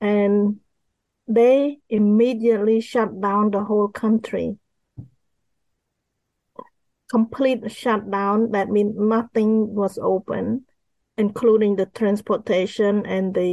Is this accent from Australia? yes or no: no; Cambodia; moved away; I grew up in Cambodia